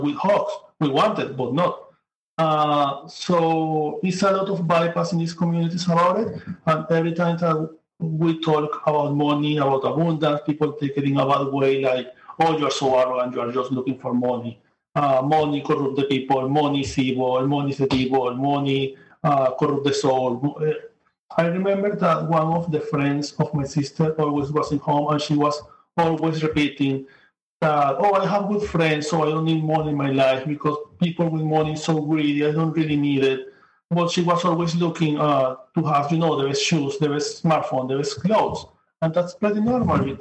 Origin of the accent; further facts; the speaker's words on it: Venezuela; moved away as an adult; now in New York, United States; I come from Venezuela. I'm living now in New York, but I work in Amazon, Venezuela. I have 6 years living here.